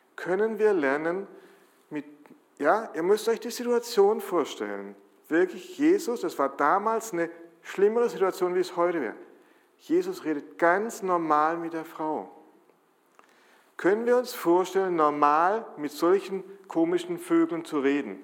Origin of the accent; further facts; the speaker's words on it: Germany; als Deutsche